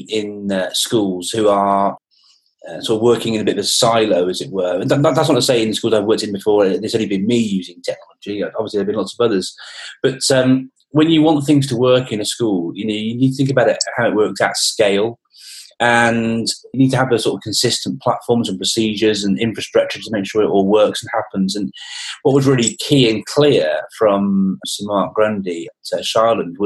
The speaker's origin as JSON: {"language": "English", "region": "England", "country": "United Kingdom", "said": "as an Englishman"}